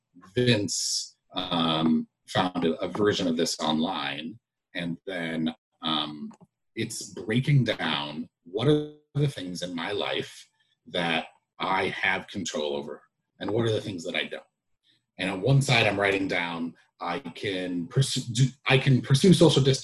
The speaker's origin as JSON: {"language": "English", "country": "United States", "said": "as an American"}